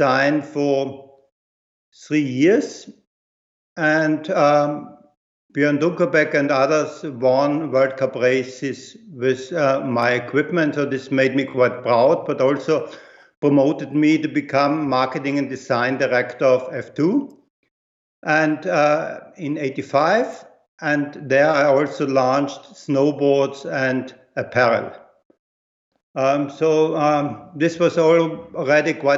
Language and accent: English; Graz, Styria, Austria; moved away as an adult; now in Munich, Germany; I was born in Graz in Austria 58 years ago, and I started skateboarding at the age of 8 years